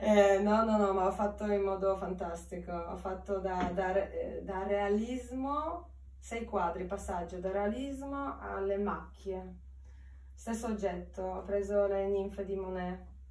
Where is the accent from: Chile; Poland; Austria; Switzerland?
Poland; Białystok, Podlaskie Voivodeship; Italian is a second language; moved away as an adult; also born or lived in Warsaw, Poland / Carrara, Italy; now in Milan, Italy; vengo dalla Polonia, è il paese nord-est, eh, che si chiama Białystok, dentro la foresta.